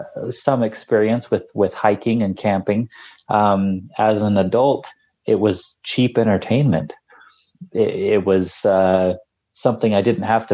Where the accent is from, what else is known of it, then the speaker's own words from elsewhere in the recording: Salt Lake City, Utah, United States; No, I grew up in Salt Lake City.